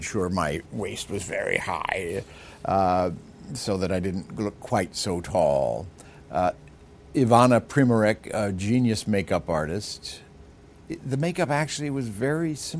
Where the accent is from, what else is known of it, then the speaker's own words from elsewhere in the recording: United States; I'm an American